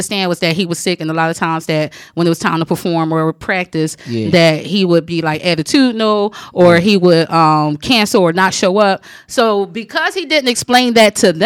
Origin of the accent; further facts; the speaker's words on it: Philadelphia, Pennsylvania, United States; I'm from Philly